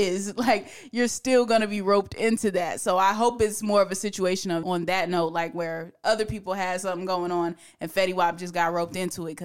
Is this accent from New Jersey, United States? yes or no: yes; Newark, New Jersey, United States; I'm from Newark, New Jersey